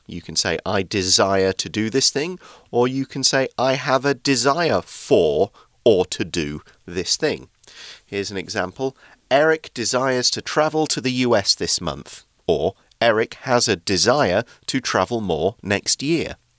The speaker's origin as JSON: {"language": "English", "region": "England", "country": "United Kingdom", "tie": "born or raised there", "said": "in the UK, in my hometown"}